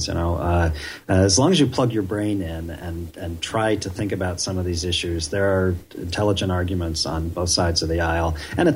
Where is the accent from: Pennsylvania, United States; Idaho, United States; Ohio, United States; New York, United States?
Ohio, United States; I grew up in Ohio